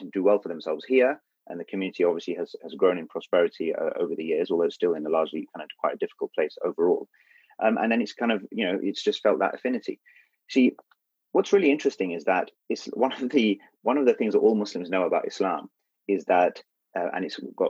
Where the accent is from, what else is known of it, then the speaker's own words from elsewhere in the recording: United Kingdom; We are British